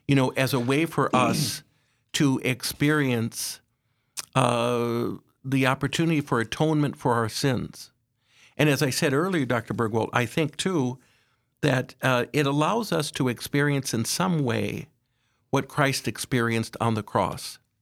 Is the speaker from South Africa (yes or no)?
no; Aberdeen, South Dakota, United States; I was raised in Aberdeen, uh, by my parents